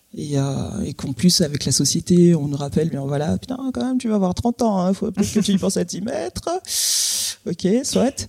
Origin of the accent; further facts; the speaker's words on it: Guadeloupe; moved away as an adult; quand je suis partie de la Guadeloupe à 18 ans